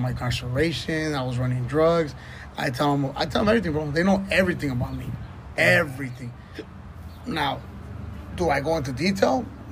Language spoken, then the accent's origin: English; Los Angeles, California, United States; I was saying, Wilmington